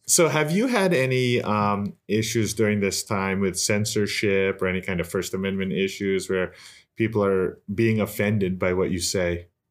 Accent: United States; I'm from New York, New Jersey

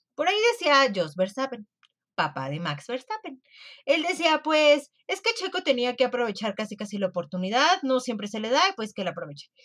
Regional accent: Mexico; como mexicana

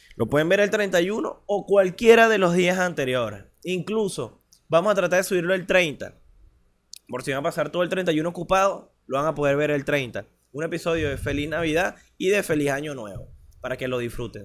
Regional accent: Venezuela; also born or lived in Maracay

